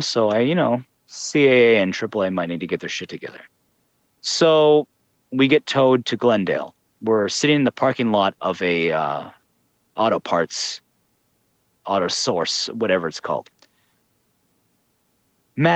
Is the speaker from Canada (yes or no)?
yes; Canada; I'm from Canada